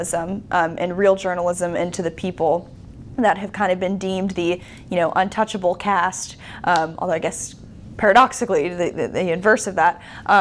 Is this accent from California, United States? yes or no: yes; California, United States; I'm from California